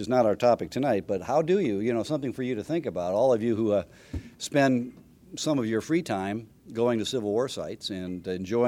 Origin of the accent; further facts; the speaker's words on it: Chicago, Illinois, United States; also born or lived in Western Springs, Illinois / Wheaton, Illinois; now in Petersburg, United States; when I was a young boy here growing up in Western Springs in Wheaton